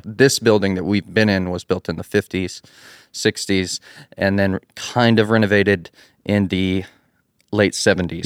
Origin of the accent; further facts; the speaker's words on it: Abilene, Texas, United States; moved away as an adult; now in Athens, Texas, United States; I'm actually from Abilene, which is West Texas